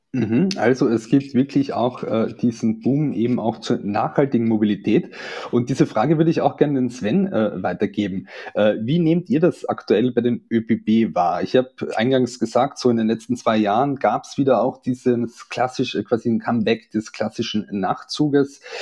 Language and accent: German; Carinthia, Austria; now in Vienna, Austria; bin ich aus Kärnten und ähm, äh, wohne ja in Wien hier und arbeite in Wien und besuche manchmal die Familie